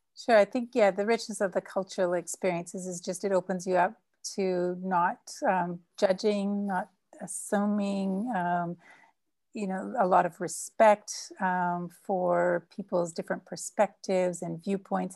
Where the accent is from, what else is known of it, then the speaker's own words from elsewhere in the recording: Canada; now in São Paulo, Brazil; I'm Canadian, but with, um, Dutch parents who immigrated to Canada